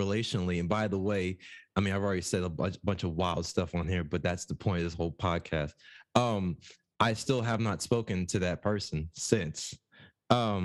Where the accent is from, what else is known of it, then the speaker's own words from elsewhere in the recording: New Jersey, United States; moved away; we're from Jersey